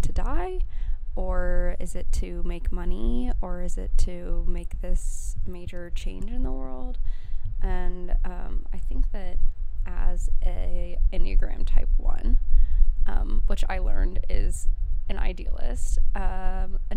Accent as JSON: {"language": "English", "region": "Colorado", "country": "United States", "said": "I'm from Colorado"}